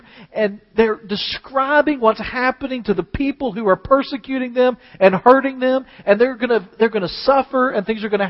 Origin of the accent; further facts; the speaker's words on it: United States; as American Christians today who have very little persecution